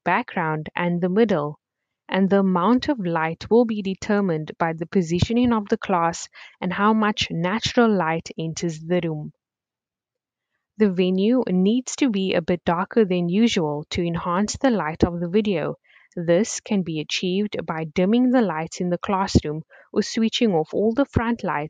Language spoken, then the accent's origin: English; Cape Town, Western Cape, South Africa; I am from Cape Town